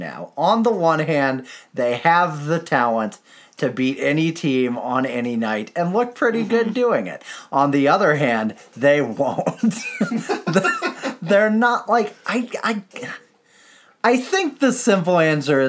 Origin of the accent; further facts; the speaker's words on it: United States; as an American